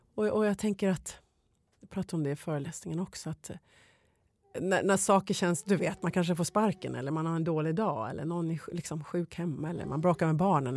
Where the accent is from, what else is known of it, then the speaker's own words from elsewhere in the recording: Sweden; moved away as an adult; also born or lived in Los Angeles, United States; när jag flyttade hem till Sverige